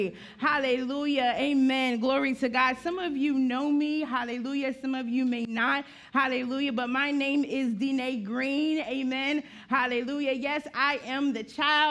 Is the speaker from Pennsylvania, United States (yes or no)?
no; Graysonville, Maryland, United States; I was born and raised in Graysonville, Maryland